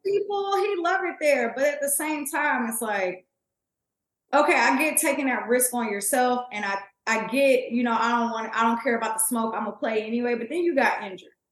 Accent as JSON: {"language": "English", "town": "Kansas City", "region": "Missouri", "country": "United States", "tie": "born or raised there", "moved": "yes", "lives_now": "Dallas, United States", "said": "born and raised in Kansas City, Missouri."}